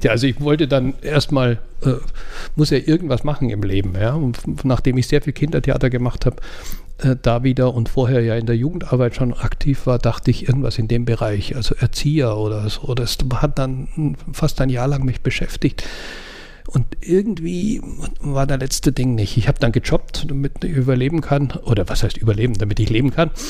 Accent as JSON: {"language": "German", "country": "Austria", "said": "Eigentlich wäre mein Traum, völlig verrückt, aber als Österreicher darf man sowas"}